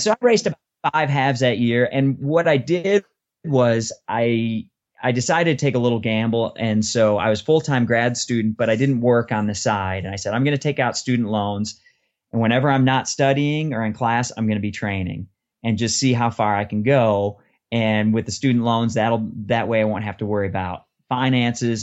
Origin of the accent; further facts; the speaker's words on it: Detroit, Michigan, United States; moved away as an adult; also born or lived in Austin, Texas; I'm from Detroit area. I went to University of Michigan and I moved down to Austin, Texas for my first job